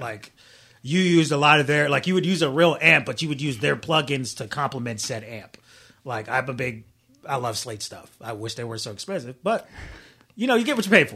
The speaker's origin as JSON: {"language": "English", "town": "Daytona Beach", "region": "Florida", "country": "United States", "tie": "born or raised there", "moved": "as an adult", "said": "I'm from Florida, been there my whole life for the most part."}